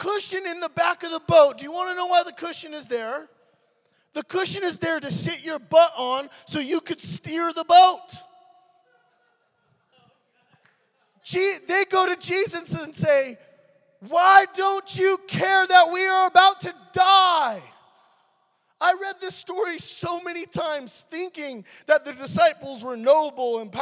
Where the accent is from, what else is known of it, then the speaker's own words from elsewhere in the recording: California, United States; I'm from California.